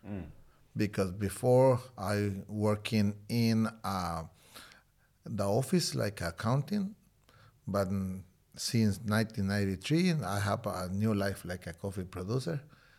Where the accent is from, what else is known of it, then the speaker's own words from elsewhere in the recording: Guatemala; English is a second language; moved away as an adult; now in Honduras; I am original from Guatemala.